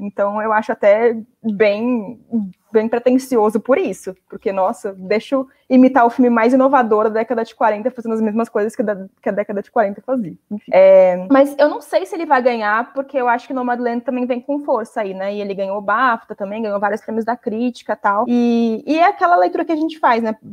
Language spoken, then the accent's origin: Portuguese; Brazil; como brasileiros